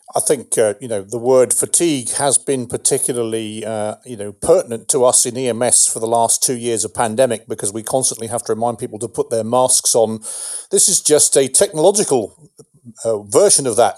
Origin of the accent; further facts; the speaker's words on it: England, United Kingdom; moved away as an adult; now in United States; as an Englishman